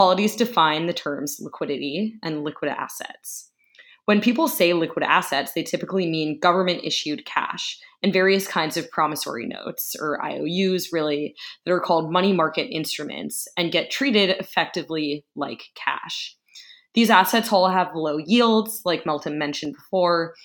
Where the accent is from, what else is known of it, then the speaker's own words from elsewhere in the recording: United States; I'm an American